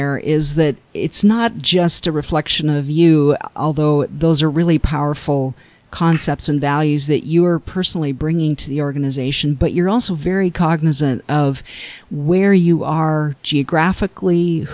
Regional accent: Canada; I grew up in Canada

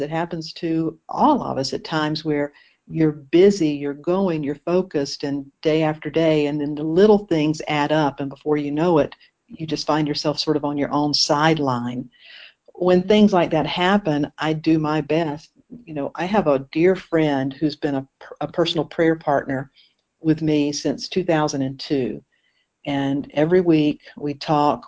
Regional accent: Eastern North Carolina, United States; also born or lived in Maui, Hawaii; now in Asheville, United States; I'm originally from Eastern North Carolina

